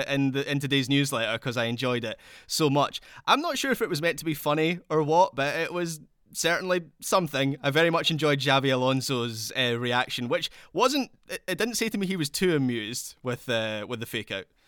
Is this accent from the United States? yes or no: no; Scotland, United Kingdom; accent: Scottish; my Scottish accent